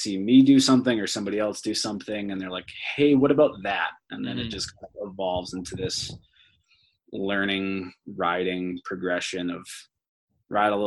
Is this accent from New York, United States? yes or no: no; Massachusetts, United States; moved away as an adult; also born or lived in Vermont; now in Jackson, United States; I grew up in Massachusetts